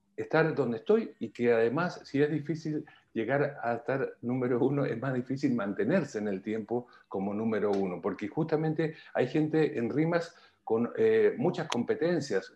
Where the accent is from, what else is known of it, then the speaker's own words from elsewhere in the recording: Argentina; moved away as an adult; also born or lived in Milan / Madrid; now in Chile; llevo 22 años aquí, soy argentino, pero antes de llegar aquí estuve nueve años en Europa